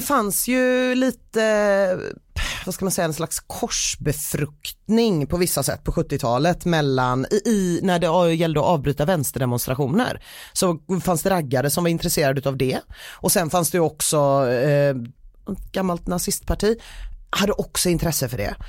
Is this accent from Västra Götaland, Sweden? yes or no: yes; Gothenburg, Västra Götaland, Sweden; mitt göteborgska hjärta